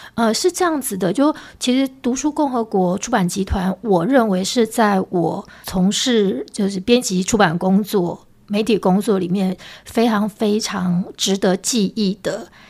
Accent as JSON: {"language": "Chinese", "town": "Hualien", "region": "Hualien County", "country": "Taiwan", "tie": "born or raised there", "said": "因为我是花莲人，出生成长就求学的阶段都是在花莲"}